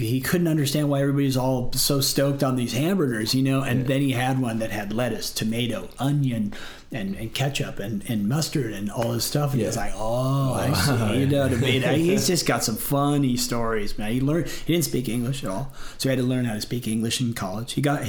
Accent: Florida, United States; born there; And, so I was born in Florida and in the water before.

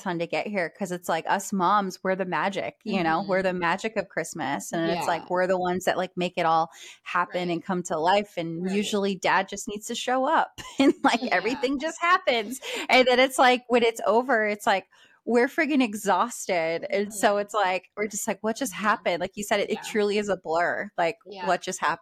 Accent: Maine, United States; now in Texas, United States; I'm from Maine. And when I go home to Maine

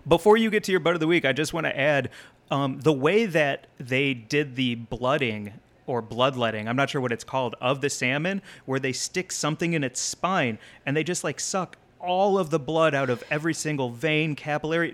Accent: Missouri, United States; my home state of Missouri

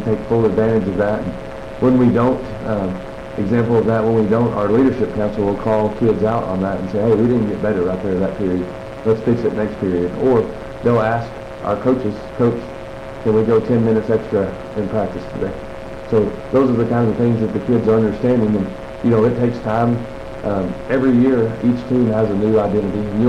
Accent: Brady, Texas, United States; growing up in Brady

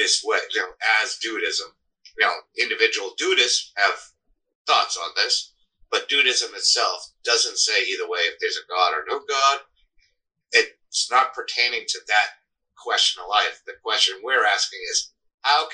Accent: Cape Cod, Massachusetts, United States; now in Augusta, United States; I grew up on Cape Cod

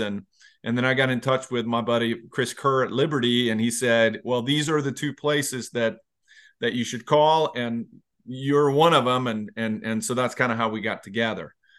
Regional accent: Sweden; now in Virginia, United States; I'm originally from Sweden, but I came to the U S nineteen ninety-three

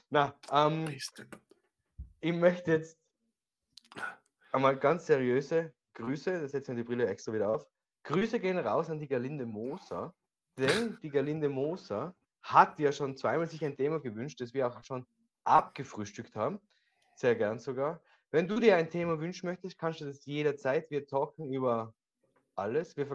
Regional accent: Austria; wir sind ja Österreicher, das haben wir schon an anderen Tag gesprochen.

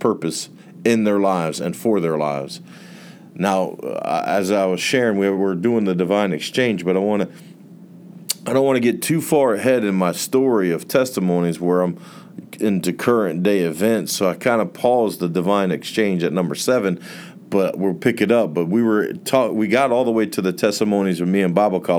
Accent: near Port Orange, Florida, United States; Port Orange, a city near my hometown

